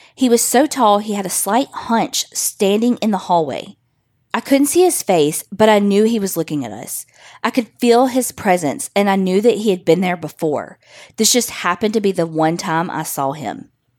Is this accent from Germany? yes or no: no; Texas, United States; I'm from Texas.